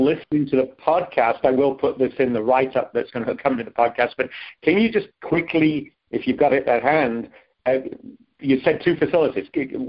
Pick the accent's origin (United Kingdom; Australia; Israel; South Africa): United Kingdom; England; moved away; I'm from England